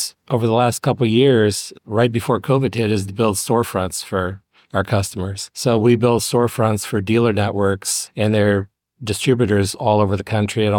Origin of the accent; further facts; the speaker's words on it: Fort Wayne, Indiana, United States; also born or lived in New Haven, Indiana; Southeast Fort Wayne, Village Woods.